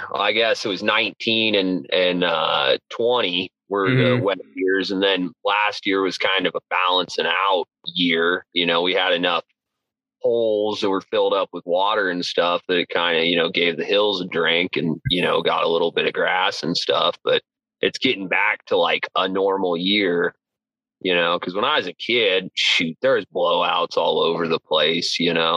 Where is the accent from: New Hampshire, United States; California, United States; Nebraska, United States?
Nebraska, United States; Valentine; also born or lived in north of Lincoln, Nebraska; I was born in Valentine. Yeah, I moved down like north of Lincoln when I was 13